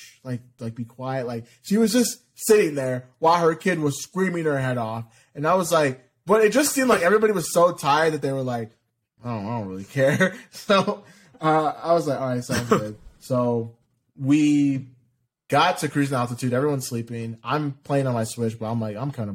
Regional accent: Ohio, United States; I'm from Ohio

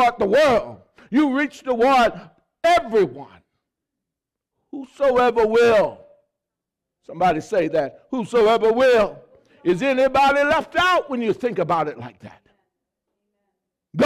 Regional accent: the South, United States; I grew up in the South.

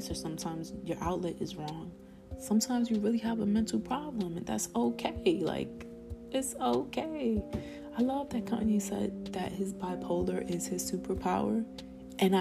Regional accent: New York City, New York, United States; accent: Spanish; I was born in the Bronx

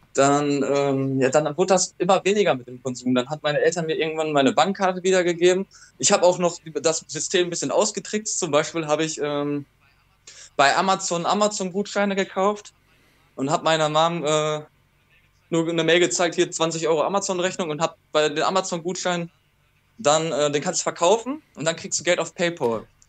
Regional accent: Ruhr area, North Rhine-Westphalia, Germany; meiner Heimatstadt also angekommen, im Ruhrgebiet

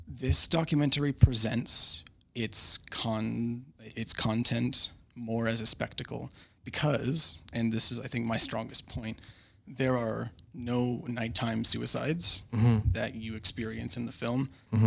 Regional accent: Canada; I'm also Canadian

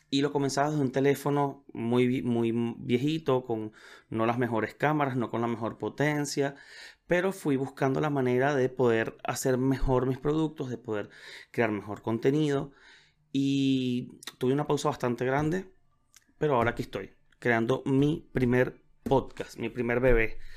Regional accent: Venezuela; now in Chile; tuve que viajar, me fui de, de Venezuela, los que me conocen saben que estoy viviendo en Chile

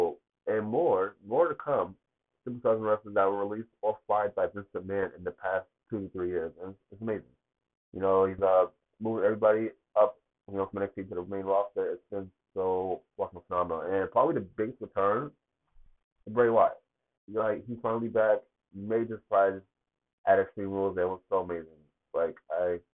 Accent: Boston, Massachusetts, United States; Live from the TD Garden in Boston, my hometown

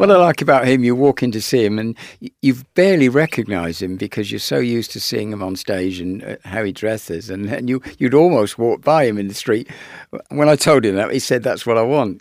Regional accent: Isle of Wight, South East England, United Kingdom; I come from the Isle of Wight

